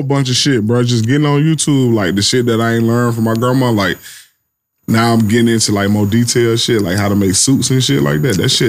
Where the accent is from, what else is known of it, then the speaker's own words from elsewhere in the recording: Birmingham, Alabama, United States; moved away; also born or lived in California; when I had first moved to California, they could not believe I was from Birmingham.